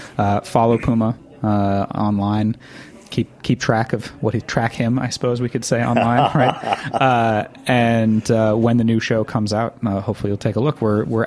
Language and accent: English; Westchester County, New York, United States; where I grew up in Westchester County, the land used to be all farms.